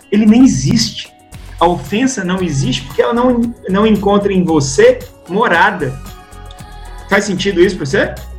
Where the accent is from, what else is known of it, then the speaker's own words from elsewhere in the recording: Belo Horizonte, Minas Gerais, Brazil; de BH, Belo Horizonte, das Minas Gerais, onde eu nasci aqui